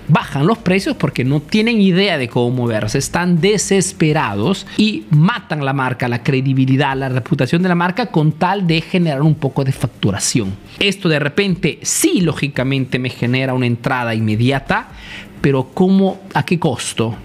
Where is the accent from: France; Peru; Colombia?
Peru; moved away as an adult; now in Italy; soy un emprendedor peruano que vive, hace negocio en Italia de hace más de 25 años